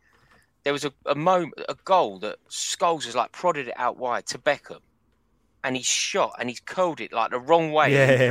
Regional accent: London, United Kingdom; Because I'm from North London, a lot of my family are Arsenal.

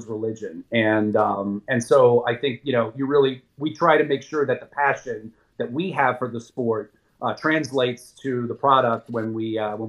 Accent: Jersey Shore, New Jersey, United States; I grew up down on the Jersey Shore

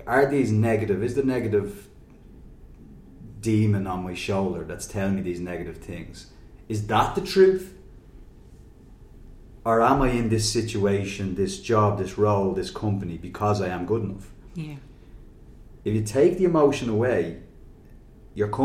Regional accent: Dublin, Leinster, Ireland; growing up in Finglas and going to Belvedere College

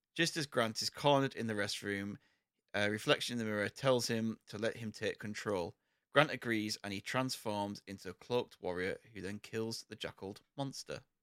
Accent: United Kingdom; There's a lot of isms that come from our country

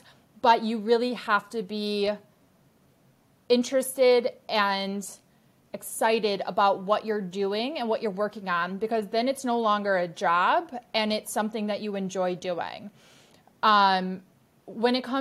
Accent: Milwaukee, Wisconsin, United States; I'm back home in my hometown of Milwaukee, Wisconsin

